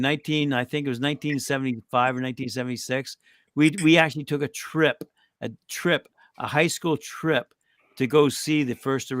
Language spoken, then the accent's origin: English; England, United Kingdom; born there; I like the English spirit. I was born in England.